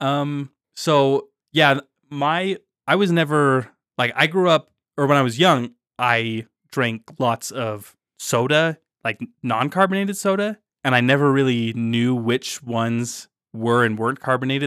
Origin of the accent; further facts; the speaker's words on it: Utah, United States; growing up in Utah